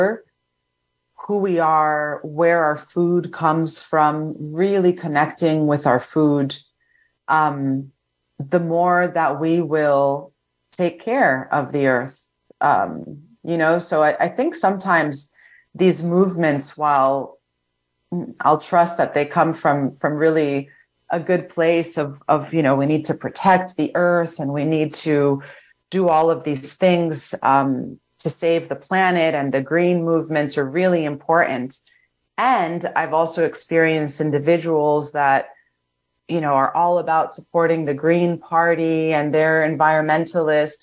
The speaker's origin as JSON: {"language": "English", "town": "New York City", "region": "New York", "country": "United States", "tie": "born or raised there", "moved": "yes", "said": "I'm from New York City originally"}